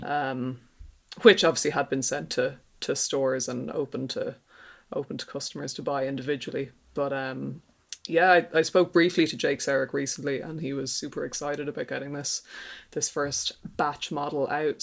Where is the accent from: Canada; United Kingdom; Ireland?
Ireland; accent: Irish; my handy Irish accent